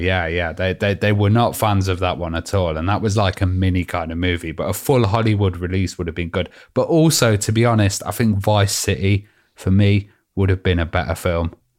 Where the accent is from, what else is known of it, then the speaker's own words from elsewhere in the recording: United Kingdom; we're, we're British.